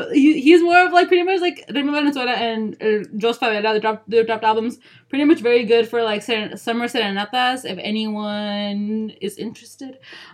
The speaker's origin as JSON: {"language": "English", "region": "Sinaloa", "country": "Mexico"}